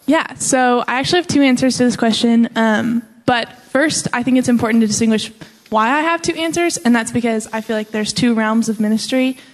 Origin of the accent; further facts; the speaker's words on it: Colorado, United States; now in Texas, United States; I'm originally from Colorado, um, but I live in Texas now